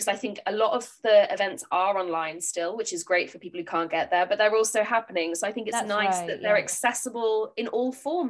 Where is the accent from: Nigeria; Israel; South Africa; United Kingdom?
United Kingdom; Dorchester, South West England; now in Torquay, United Kingdom; I was born and I grew up in Hardy country. I lived very close to Max Gate